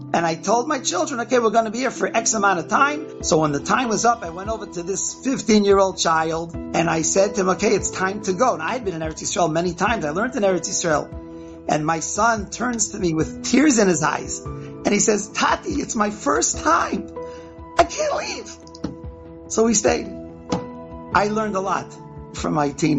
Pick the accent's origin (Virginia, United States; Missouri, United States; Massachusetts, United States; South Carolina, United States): Massachusetts, United States; Boston; also born or lived in Philadelphia / Bnei Brak, Israel / Lakewood; now in Chicago, United States; I grew up in Boston, Massachusetts